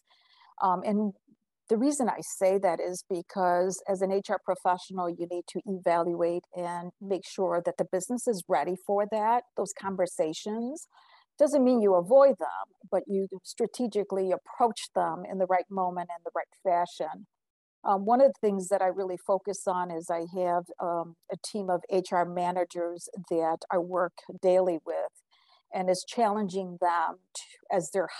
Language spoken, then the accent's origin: English; Puerto Rico; moved away; I was born in Puerto Rico